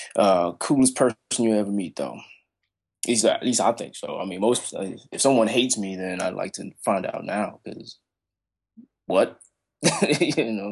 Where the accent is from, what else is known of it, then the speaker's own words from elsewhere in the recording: Chicago, Illinois, United States; now in Kansas, United States; I'm from Chicago. I'm a city boy